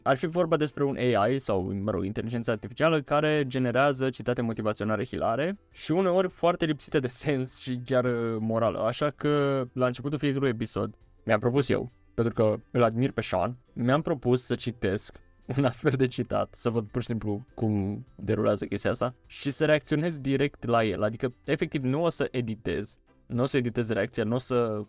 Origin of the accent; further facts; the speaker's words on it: Romania; noi, ca români